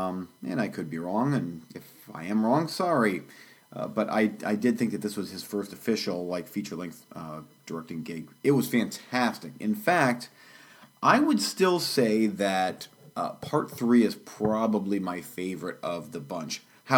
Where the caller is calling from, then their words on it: Florida, United States; And today I'm coming to you from sunny Florida.